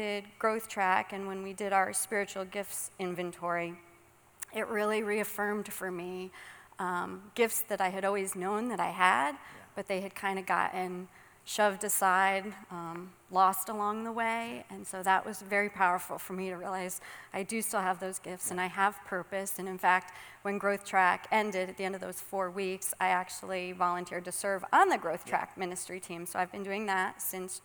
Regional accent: Suffield, Connecticut, United States; moved away as an adult; also born or lived in Florida; I was born and raised in Suffield

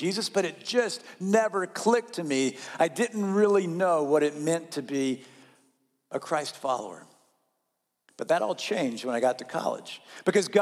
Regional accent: North Carolina, United States; I grew up in North Carolina, and that region of the southern United States

